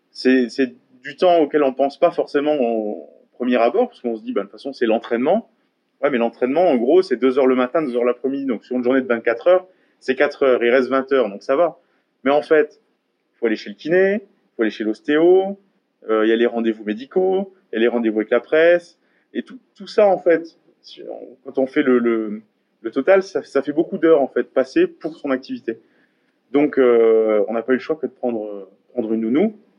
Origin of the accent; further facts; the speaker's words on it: Gandrange, Grand Est, France; also born or lived in Hayange; j'ai été à l'école à Gandrange, j'ai fait du sport à Gandrange, j'ai grandi à Gandrange.